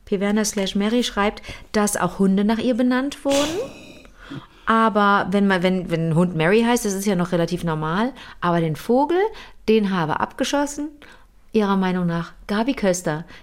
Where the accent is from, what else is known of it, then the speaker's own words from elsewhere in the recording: Bingen, Rhineland-Palatinate, Germany; eine Auto- und Eventfähre in meiner Heimatstadt Bingen.